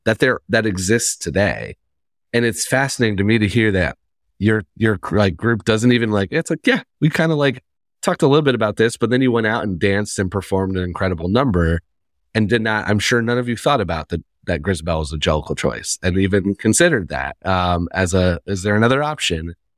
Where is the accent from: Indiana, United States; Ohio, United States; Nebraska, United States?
Indiana, United States; now in New York, United States; I'm, I'm originally from Indiana.